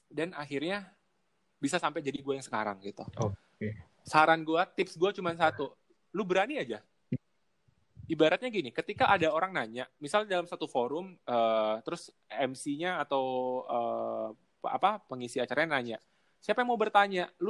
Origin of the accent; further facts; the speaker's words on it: Aceh, Indonesia; jadi uh, eh, gue dari Aceh dari ibaratnya dari kampung gue tuh di Aceh tuh bukan di kotanya bahkan gue ke apa ibu kota provinsi aja tuh 12 jam